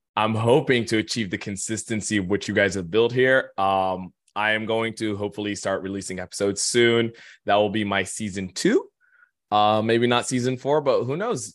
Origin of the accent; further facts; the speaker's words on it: Khartoum, Sudan; now in New York, United States; I am born and raised, uh, a good six thousand miles east of New York. I'm actually Sudanese